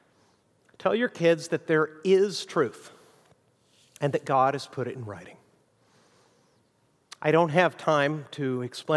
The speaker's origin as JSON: {"language": "English", "country": "Mexico", "tie": "born or raised there", "also_born_or_lived": "United States", "moved": "yes", "said": "I grew up in Mexico"}